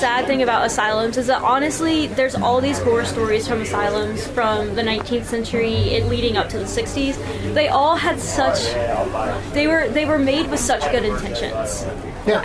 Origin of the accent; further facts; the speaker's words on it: Braxton County, West Virginia, United States; I am originally from Braxton County, um, and I played soccer in Braxton County.